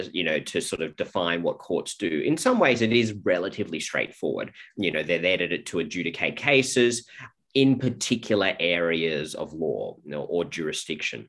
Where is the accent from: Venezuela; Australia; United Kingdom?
Australia